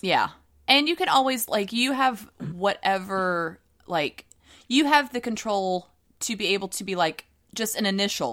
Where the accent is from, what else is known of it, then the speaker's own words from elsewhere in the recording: the South, United States; accent: Southern; my Southern accent's coming out